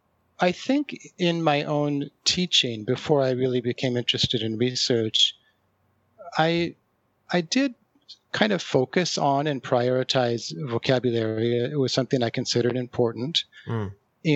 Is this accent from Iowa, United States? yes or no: yes; Iowa, United States; moved away as an adult; also born or lived in Kobe, Japan / Colima, Mexico; I'm from Iowa. Until I went to Mexico at the age of whatever that was, 20, I had never seen mountains in my life